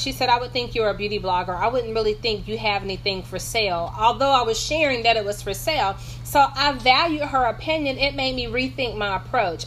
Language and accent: English; North Carolina, United States; I'm from North Carolina, in case you hear my accent.